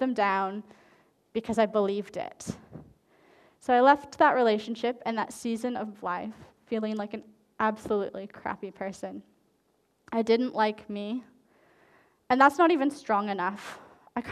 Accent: Canada; moved away; I lived in French Canada for a while because I'm Canadian

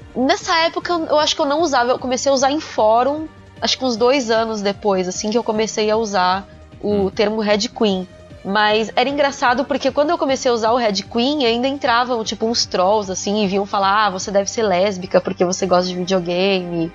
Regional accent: São Paulo, Brazil; Eu, eu sou paulista

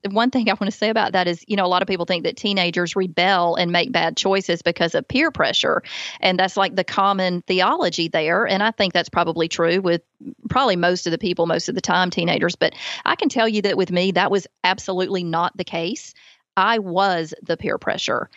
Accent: Alabama, United States; accent: Southern; born and raised in Alabama

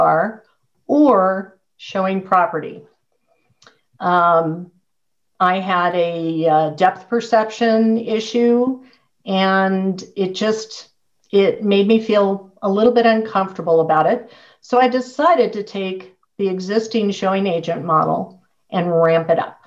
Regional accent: San Diego, California, United States; moved away as an adult; now in Colorado Springs, United States; I grew up in San Diego, went to UCLA

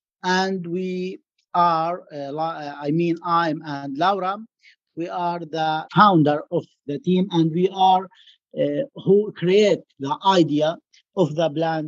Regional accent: Gaza City, Gaza Strip, Palestine; I'm from Palestine, from Gaza City. I'm a lawyer.

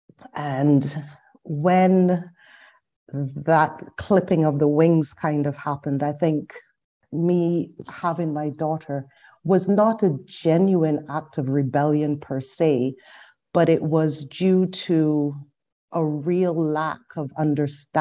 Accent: Barbados; I was born and raised in Barbados

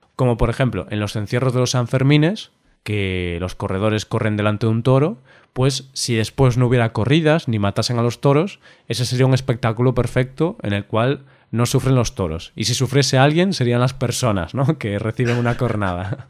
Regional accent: Spain; nosotros como españoles

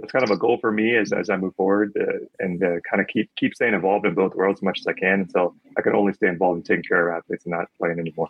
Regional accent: Phoenix, Arizona, United States; I grew up in Phoenix, so it's always been hot out here

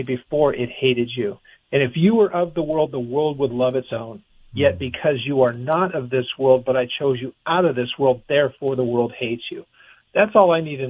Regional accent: United States; as an American citizen

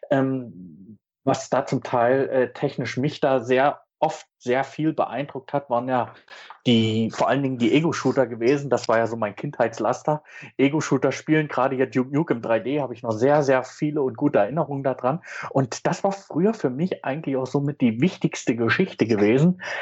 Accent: East Germany, Germany; Als Ossi war man ja sowieso beeindruckt, was alles rübergeschwappt ist.

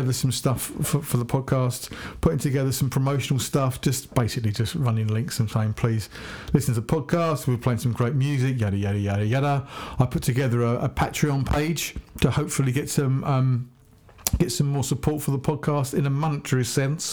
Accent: Hampshire, South East England, United Kingdom; I'm Hampshire hog

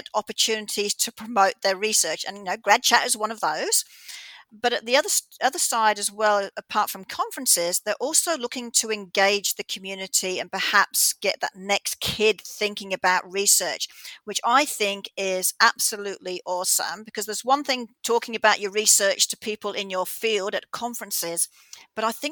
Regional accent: Australia; moved away; as an Australian living here now

